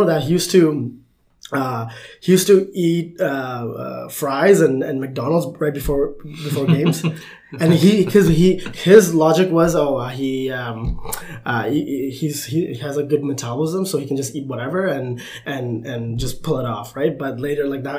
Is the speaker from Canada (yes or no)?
yes; Canada; as a Canadian, you know, person, and, you know, being from Canada